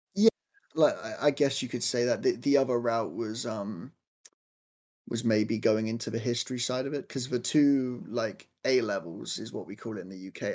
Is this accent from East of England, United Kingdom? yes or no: no; Southampton, South East England, United Kingdom; I am from Southampton in, uh, the United Kingdom in England.